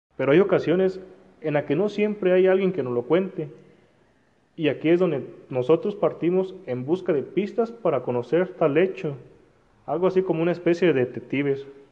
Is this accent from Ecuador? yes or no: no; Mexico; como mexicanos